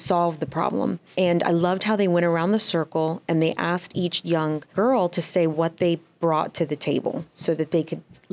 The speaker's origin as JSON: {"language": "English", "town": "Dallas", "region": "Texas", "country": "United States", "moved": "yes", "lives_now": "South Florida, United States", "said": "I'm originally from Dallas, Texas"}